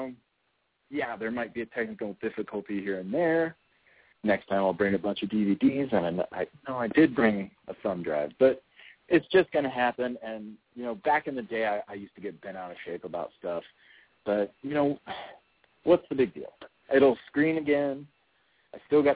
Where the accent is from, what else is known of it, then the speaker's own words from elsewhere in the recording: Springfield, Illinois, United States; I'm from Springfield, Illinois